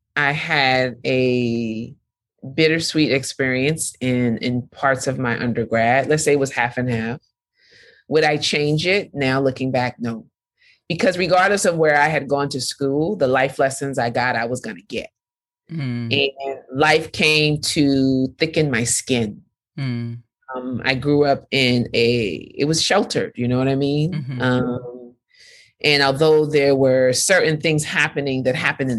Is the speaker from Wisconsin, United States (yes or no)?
no; the Bay Area, California, United States; moved away as an adult; now in Brooklyn, United States; coming from where I grew up in the Bay